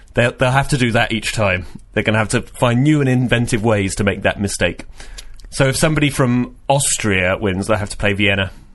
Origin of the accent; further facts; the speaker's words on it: Reading, South East England, United Kingdom; moved away; I'm from Reading uh, originally